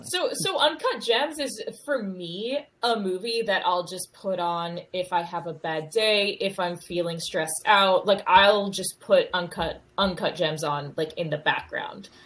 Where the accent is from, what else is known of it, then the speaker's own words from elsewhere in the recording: North Carolina, United States; moved away as an adult; also born or lived in Chicago / Boston; now in New York, United States; I grew up in North Carolina